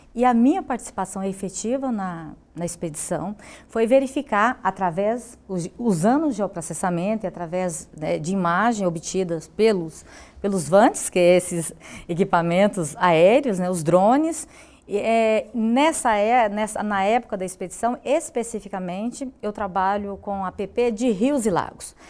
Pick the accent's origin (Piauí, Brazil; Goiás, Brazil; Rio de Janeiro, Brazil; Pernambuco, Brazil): Goiás, Brazil; sou da cidade de Goiás, né, pertenço a essa bacia hidrográfica do Rio Vermelho